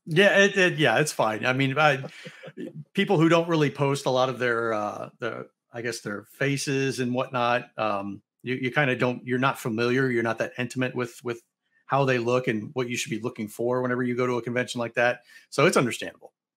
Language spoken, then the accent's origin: English; St. Louis, Missouri, United States; Louis Blues, they're my tried and true, they're my hometown team